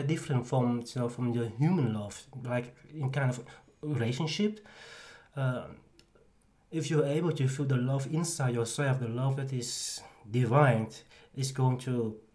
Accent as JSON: {"language": "English", "town": "'s-Hertogenbosch", "region": "North Brabant", "country": "Netherlands", "said": "I am from Den Bosch"}